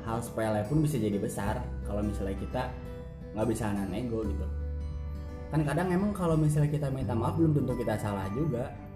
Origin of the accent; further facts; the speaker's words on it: Bogor, West Java, Indonesia; gue dari SD di Bogor gitu SD Bogor SMP Bogor sampai SMA gue Bogor